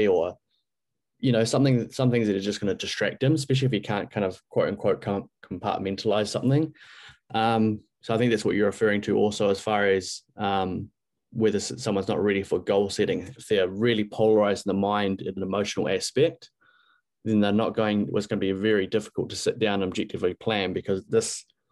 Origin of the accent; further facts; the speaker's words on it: Christchurch, Canterbury, New Zealand; now in Bali, Indonesia; home in Christchurch, New Zealand